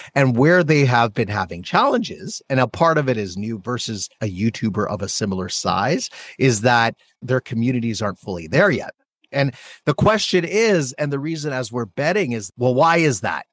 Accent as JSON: {"language": "English", "country": "Canada", "moved": "yes", "lives_now": "United States", "said": "I'm Canadian. I'm an immigrant to the United"}